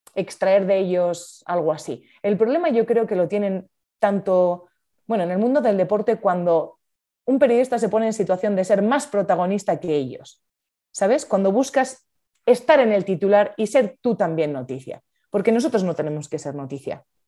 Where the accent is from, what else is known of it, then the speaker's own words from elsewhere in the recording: La Rioja, Spain; moved away as an adult; now in Madrid, Spain; Soy de La Rioja, veraneo en Asturias, me apasiona el norte de España y sí, soy riojana, de pura cepa, como dicen en mi tierra